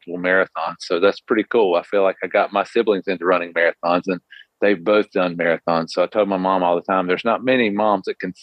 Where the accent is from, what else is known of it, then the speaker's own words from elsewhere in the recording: North Carolina, United States; I kind of grew up in North Carolina. I've been here my entire life.